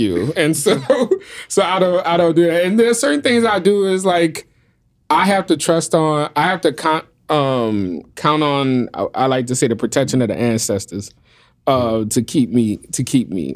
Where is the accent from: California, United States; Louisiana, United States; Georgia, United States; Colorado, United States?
Louisiana, United States; New Orleans; But I'm born and raised in New Orleans